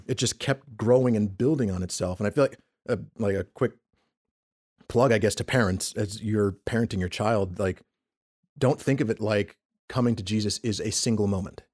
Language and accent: English; Peekskill, New York, United States; also born or lived in Bronx, New York; I'm from New York originally, so we went to a church just, uh, uh, in, in, in Harlem. We lived in Westchester County, just outside of New York City